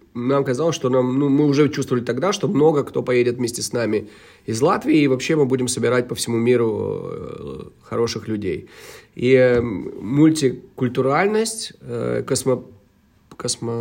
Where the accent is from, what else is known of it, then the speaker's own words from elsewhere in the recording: Cologne, North Rhine-Westphalia, Germany; moved away as an adult; now in Riga, Latvia; я лично эм, вырос в Германии, провел свои э, тинейджа там, вот, как, когда с 2000, ой, с 91 по 99 год, даже с 90 -го года, все 90 я провел в, в городе Кёльне